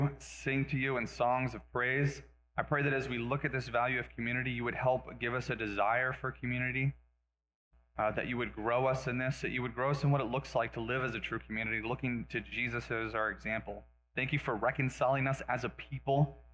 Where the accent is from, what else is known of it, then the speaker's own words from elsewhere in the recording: Las Vegas, Nevada, United States; moved away; also born or lived in Reno, Nevada / Oregon; I grew up in Vegas. I was born and raised in Vegas, moved to Reno, and then we moved again to Oregon.